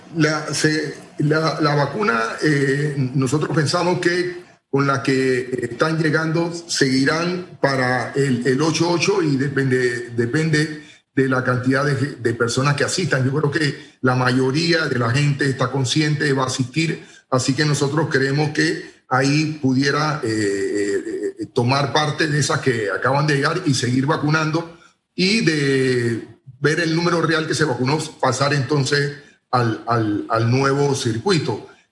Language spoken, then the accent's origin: Spanish; Panama; nosotros como panameños